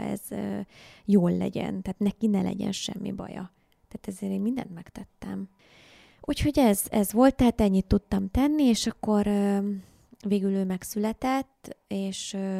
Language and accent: Hungarian; Hungary; also born or lived in Indonesia; én ugye vidéki vagyok